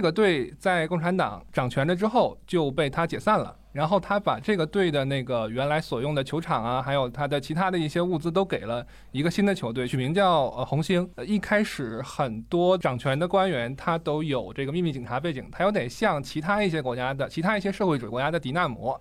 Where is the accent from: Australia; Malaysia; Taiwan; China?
China